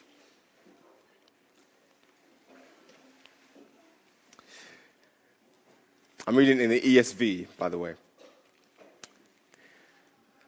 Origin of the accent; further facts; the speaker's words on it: Ghana; I'm from Ghana. And because I'm from Ghana, we have two weddings